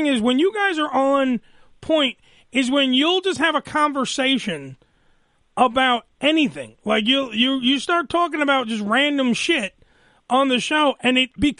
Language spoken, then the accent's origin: English; New York City, New York, United States; I'm an idiot from New Dorp